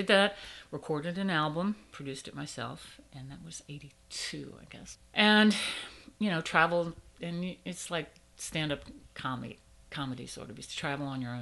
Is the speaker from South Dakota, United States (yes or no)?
no; Washington, District of Columbia, United States; moved away as an adult; now in New Orleans, United States; I'm from Washington, D.C.